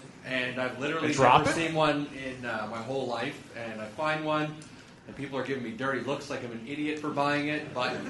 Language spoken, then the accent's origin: English; Canada; I'm from Canada